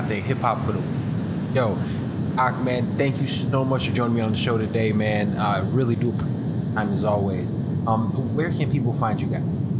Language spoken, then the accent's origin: English; Chicago, Illinois, United States; I'm from Chicago